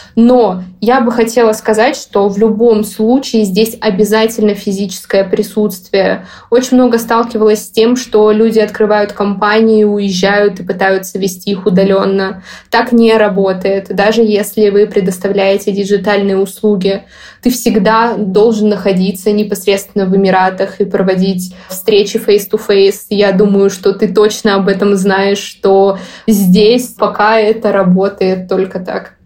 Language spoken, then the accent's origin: Russian; Saint Petersburg, Russia; moved away as an adult; also born or lived in Moscow, Russia; now in Dubai, United Arab Emirates; Я сама из Петербурга